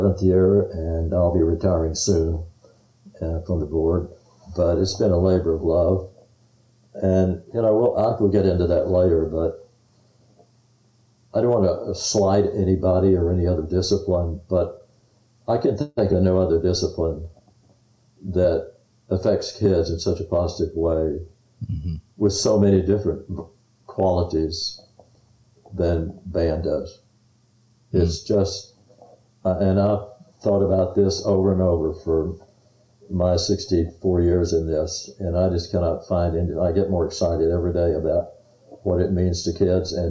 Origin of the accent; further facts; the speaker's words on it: Texas, United States; I was from Texas